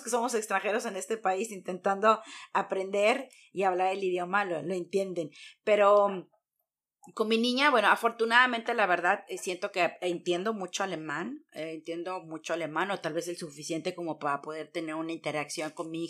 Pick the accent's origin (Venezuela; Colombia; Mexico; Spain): Mexico; moved away as an adult; now in Germany; Yo soy mexicana de hasta morir